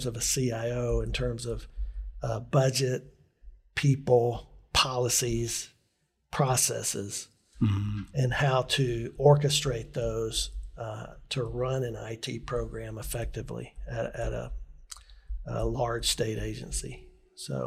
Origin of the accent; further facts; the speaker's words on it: Northeast Alabama, United States; moved away; also born or lived in Tallahassee, Florida / Montgomery, Alabama; I was raised in Northeast Alabama